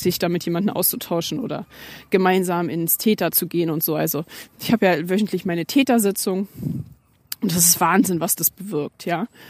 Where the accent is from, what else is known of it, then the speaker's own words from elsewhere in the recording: Germany; bei uns in Deutschland